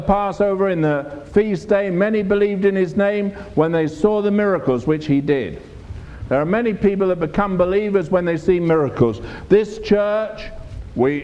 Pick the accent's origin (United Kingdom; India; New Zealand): United Kingdom; England; I'm from England, I'm a minister